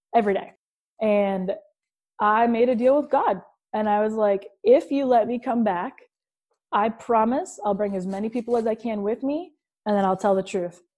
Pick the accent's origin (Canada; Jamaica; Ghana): Canada; Hamilton, Ontario; I'm from Hamilton, Ontario, Canada. It's a steel town